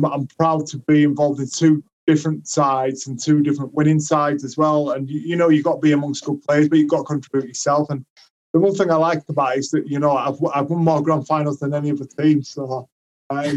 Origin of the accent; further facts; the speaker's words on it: Leeds, Yorkshire and the Humber, United Kingdom; my hometown club